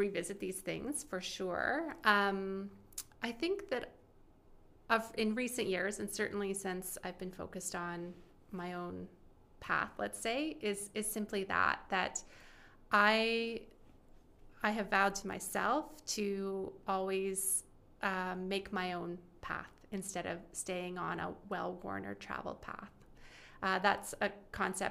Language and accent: English; Alberta, Canada; also born or lived in Winnipeg, Manitoba / Ontario; I was born in Winnipeg, grew up in Alberta, then spent quite a bit of time in Ontario